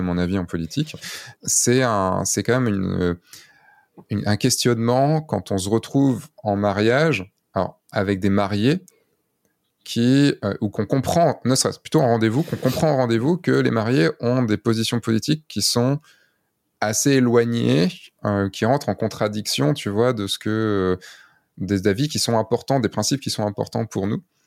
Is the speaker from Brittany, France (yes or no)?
yes; Brittany, France; je viens de Bretagne